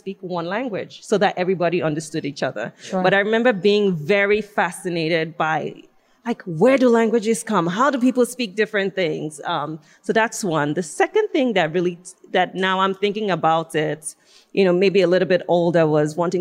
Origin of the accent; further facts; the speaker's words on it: Nigeria; moved away as an adult; now in United States; I'm from Nigeria, she sent me here to college.